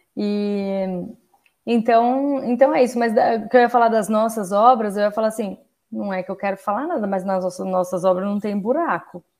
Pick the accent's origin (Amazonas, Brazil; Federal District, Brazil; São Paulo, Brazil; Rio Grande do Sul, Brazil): São Paulo, Brazil; eu sou de São Paulo